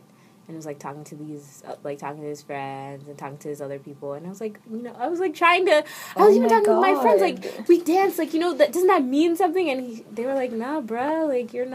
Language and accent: English; New York, United States; moved away; also born or lived in Canada; I am from New York